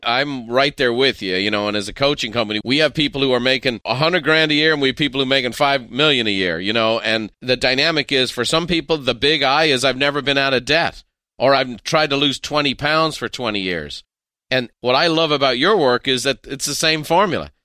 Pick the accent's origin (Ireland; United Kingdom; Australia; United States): Ireland; as an Irishman